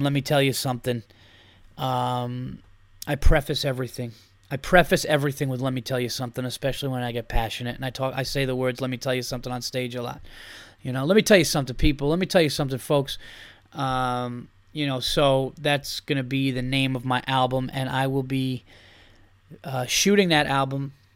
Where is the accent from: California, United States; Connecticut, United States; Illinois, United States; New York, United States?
New York, United States; I'm from New York